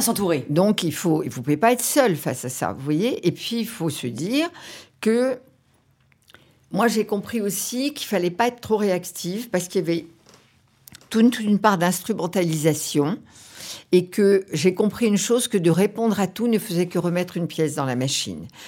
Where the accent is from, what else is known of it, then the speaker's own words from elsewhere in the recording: Auvergne-Rhône-Alpes, France; quand j'étais petite fille euh, en Auvergne